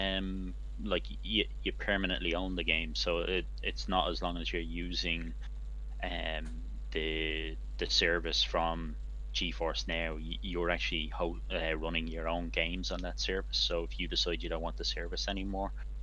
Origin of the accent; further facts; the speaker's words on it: Ireland; now in Germany; I'm from Ireland, but I'm actually based in Germany at the moment